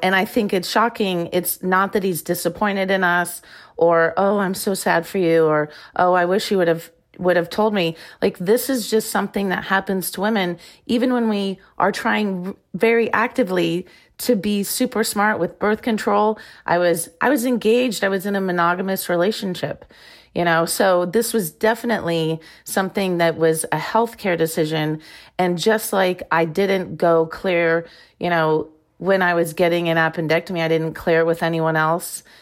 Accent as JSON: {"language": "English", "region": "Iowa", "country": "United States", "tie": "born or raised there", "also_born_or_lived": "Arizona", "moved": "as an adult", "said": "I grew up in Iowa"}